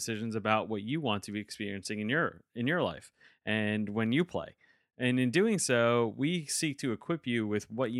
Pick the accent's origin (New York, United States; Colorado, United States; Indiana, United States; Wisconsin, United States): New York, United States; moved away; I'm originally from New York